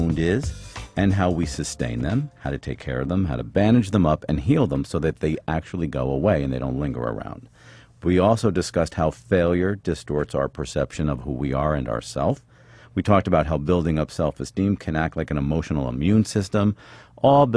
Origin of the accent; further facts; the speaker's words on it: Philadelphia, Pennsylvania, United States; I'm from Philly